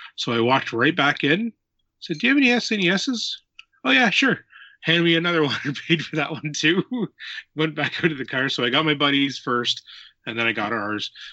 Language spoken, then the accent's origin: English; near Kincardine, Ontario, Canada; I am from Ontario, Canada, in a little spot uh, close to Kincardine, Ontario.